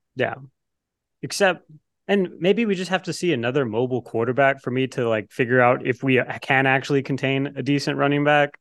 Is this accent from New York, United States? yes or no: no; the Rio Grande Valley, Texas, United States; moved away; I'm from the Valley